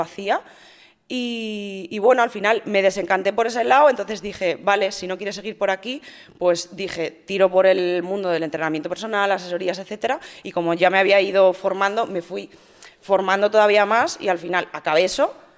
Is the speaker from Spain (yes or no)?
yes; Madrid, Community of Madrid, Spain; moved away as an adult; also born or lived in Valencia; now in Andorra; Soy nacida en Madrid, eh, he vivido en Madrid hasta los treinta